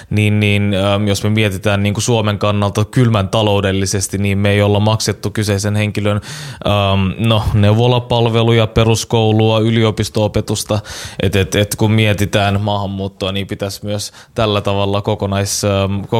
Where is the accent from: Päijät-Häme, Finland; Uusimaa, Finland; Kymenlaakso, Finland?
Uusimaa, Finland; Helsinki; mutta oon kasvanut Itä-Helsingissä ja siellä äh, monet kaverit ja niiden, niiden vanhemmat on ollut pakolaistaustaisia.